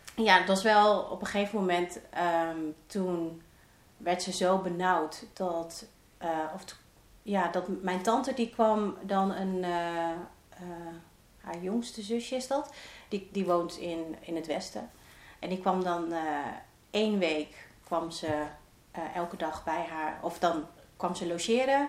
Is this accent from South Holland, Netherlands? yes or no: no; Roden, Drenthe, Netherlands; ik kom uit een eh, klein dorpje in eh, Drenthe, Rode, vlakbij Groningen